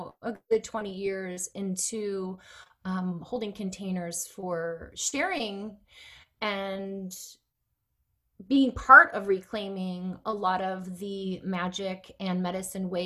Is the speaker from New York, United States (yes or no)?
yes; upstate New York, United States; accent: upstate; moved away; I'm always an upstate girl. Like, I will always be an upstate girl.